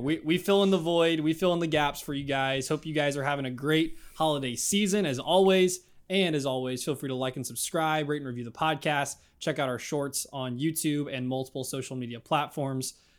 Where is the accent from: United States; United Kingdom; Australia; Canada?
United States; Midwest; growing up in the Midwest